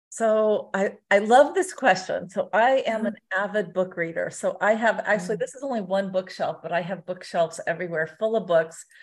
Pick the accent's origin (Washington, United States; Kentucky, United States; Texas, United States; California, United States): California, United States; Southern; moved away as an adult; now in Las Vegas, United States; I'm from Southern California originally